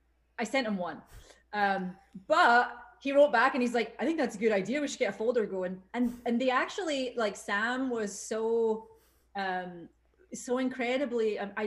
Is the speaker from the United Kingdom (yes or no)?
yes; Glasgow, Scotland, United Kingdom; moved away; We're Glaswegians, shortened to Ouijis.